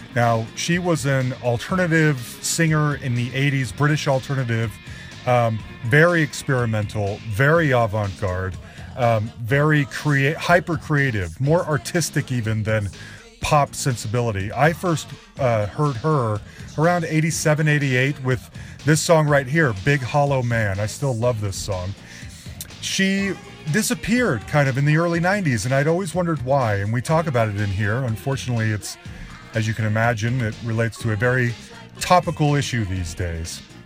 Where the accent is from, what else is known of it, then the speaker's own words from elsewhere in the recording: Salt Lake City, Utah, United States; moved away; we're both from Salt Lake City